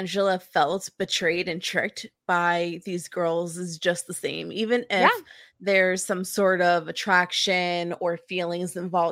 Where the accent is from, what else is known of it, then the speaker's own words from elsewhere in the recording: New Jersey, United States; I'm from a tiny town, but we have a yearly carnival.